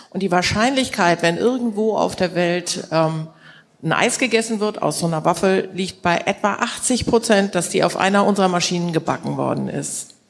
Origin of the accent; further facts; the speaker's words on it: Kiel, Schleswig-Holstein, Germany; Ja, also ich bin Kieler Familienunternehmerin